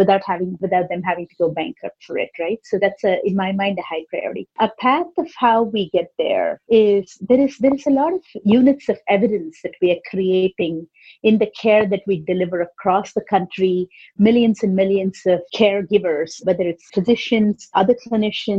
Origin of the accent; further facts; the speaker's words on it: India; I grew up in India. I grew up in a joint family with 17 family members.